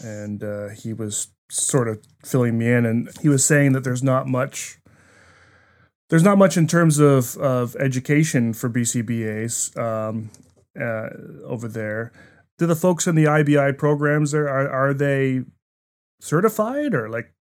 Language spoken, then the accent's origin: English; New Brunswick, Canada; moved away as an adult; I was an East Coast kid. I grew up in New Brunswick, spent a lot of years there